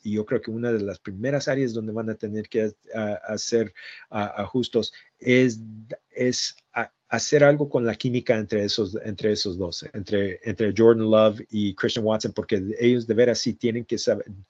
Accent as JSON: {"language": "Spanish", "region": "Jalisco", "country": "Mexico", "moved": "yes", "said": "siempre se nos escapa un poquito de español porque yo soy de Jalisco"}